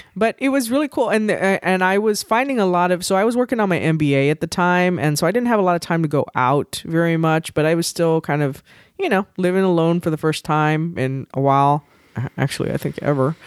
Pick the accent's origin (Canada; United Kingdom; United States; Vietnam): United States; Texas; raised, and I say I will probably die in Texas.